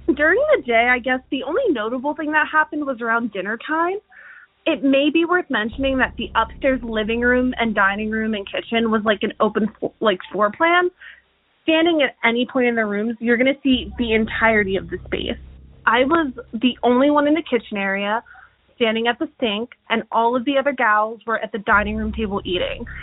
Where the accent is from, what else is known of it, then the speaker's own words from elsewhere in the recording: Hershey, Pennsylvania, United States; now in Pittsburgh, United States; Hershey, uh, which is where I grew up